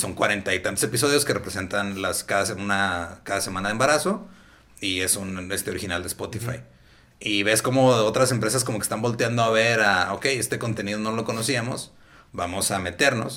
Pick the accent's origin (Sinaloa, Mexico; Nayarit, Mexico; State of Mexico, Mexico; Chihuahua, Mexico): Chihuahua, Mexico; Ciudad Juárez; la ventaja que tengo de estar en Juárez y nada más ir allá de vez en cuando a trabajar